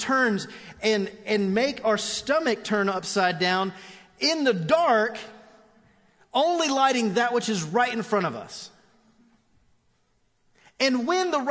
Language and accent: English; Orlando, Florida, United States; I grew up in Orlando